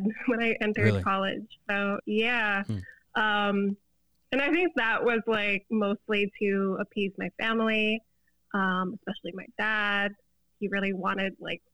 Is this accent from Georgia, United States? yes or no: no; Florida, United States; moved away as an adult; now in Chicago, United States; I've lived in Florida my whole life, born and raised in Florida